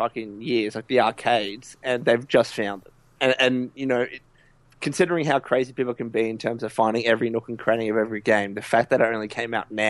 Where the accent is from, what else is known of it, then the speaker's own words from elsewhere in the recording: Australia; I'm really happy about it in my home country.